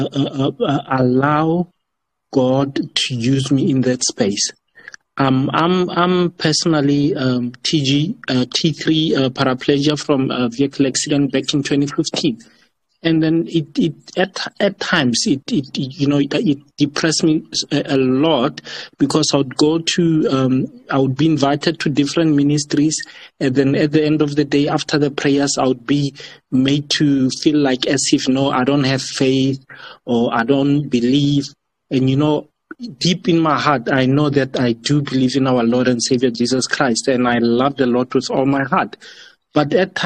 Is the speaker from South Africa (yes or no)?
yes; South Africa; I'm based in Africa. I'm from Africa, South Africa